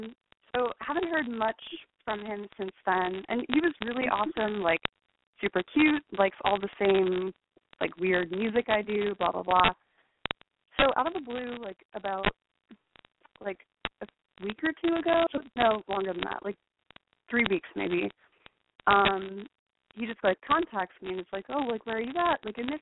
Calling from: Brooklyn, New York, United States; I'm 25, and I'm calling from Brooklyn.

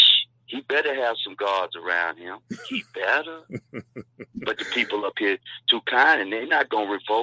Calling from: Canada; calling you from Canada.

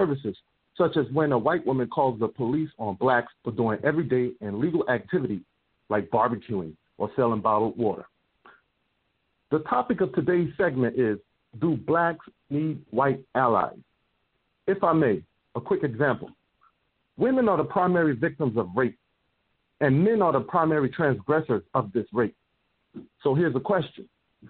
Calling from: Atlanta, Georgia, United States; I'm calling from Atlanta.

